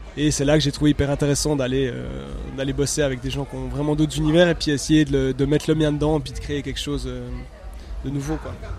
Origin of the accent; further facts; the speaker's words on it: Neuchâtel, Switzerland; je viens de Neuchâtel